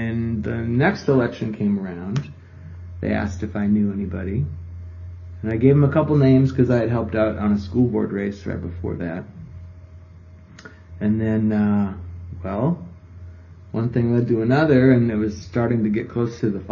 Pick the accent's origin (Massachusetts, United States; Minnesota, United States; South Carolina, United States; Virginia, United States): Minnesota, United States; moved away as an adult; also born or lived in Eau Claire, Wisconsin / Milwaukee, Wisconsin; now in Milwaukee area, United States; I grew up in Minnesota.